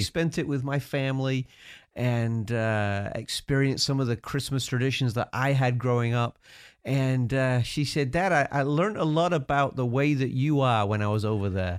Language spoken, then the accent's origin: English; United Kingdom; accent: British; moved away